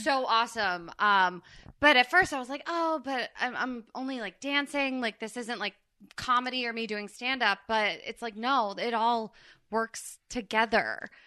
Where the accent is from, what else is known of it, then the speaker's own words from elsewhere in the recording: New Jersey, United States; I'm from Jersey